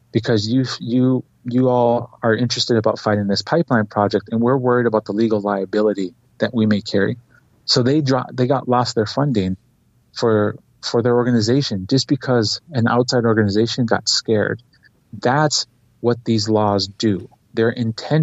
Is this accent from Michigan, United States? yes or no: no; South Dakota, United States; I grew up in South Dakota.